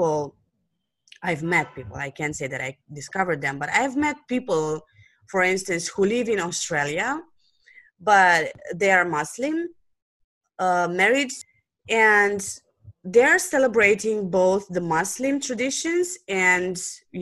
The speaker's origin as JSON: {"language": "English", "country": "Romania", "second_language": "English", "said": "I'm from Romania"}